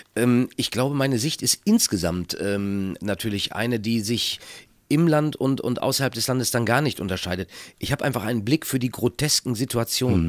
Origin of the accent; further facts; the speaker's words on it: Minden, North Rhine-Westphalia, Germany; Aus meiner Heimatstadt Minden